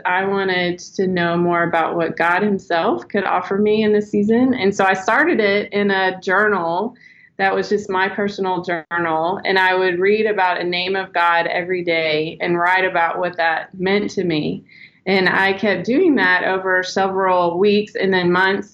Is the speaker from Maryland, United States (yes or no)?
no; Texas, United States; now in Arkansas, United States; I grew up in Texas, so I like to say y'all